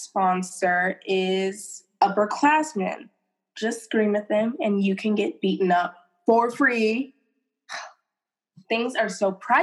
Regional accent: United States; I'm American and I don't even speak English.

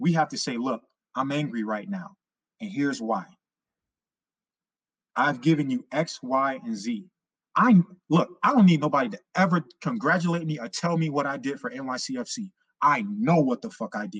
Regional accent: New York City, New York, United States; I grew up in Harlem right over the bridge

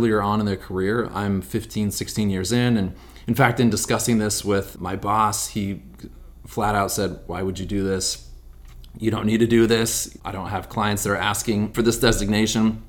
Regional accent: Sonora, California, United States; I grew up in Sonora, California, which is about 100 miles east of here.

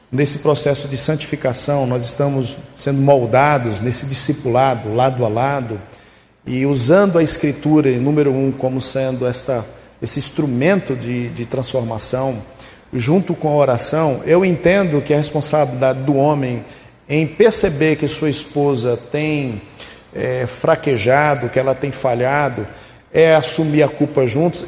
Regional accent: Casa Nova, Bahia, Brazil; moved away; lá na terra onde eu fui criado, nas Caraíbas dos Bragas, no interior de Casa Nova

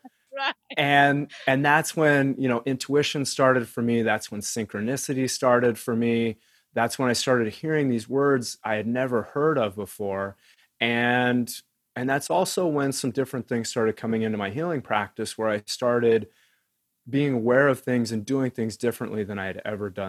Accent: Wyoming, United States; I grew up in Wyoming

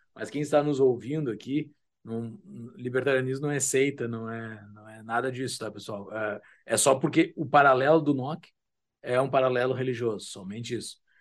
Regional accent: Mostardas, Rio Grande do Sul, Brazil; na minha cidade natal, Mostardas, no litoral do Rio Grande do Sul, me lembro na minha infância

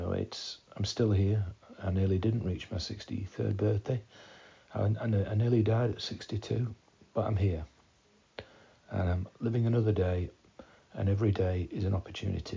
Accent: Beverley, Yorkshire and the Humber, United Kingdom; I was born in Beverley, a place just outside of Hull in East Yorkshire

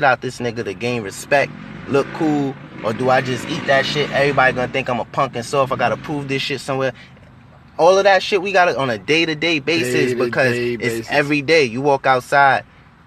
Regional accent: New York, United States; I'm from New York, Harlem, New York. Uptown, Lenox Ave, 38th and Lenox

